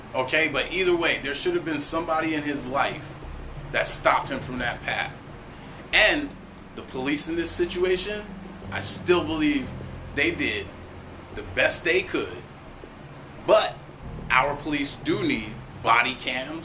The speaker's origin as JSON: {"language": "English", "region": "East Coast", "country": "United States", "moved": "yes", "said": "I'm from the East Coast"}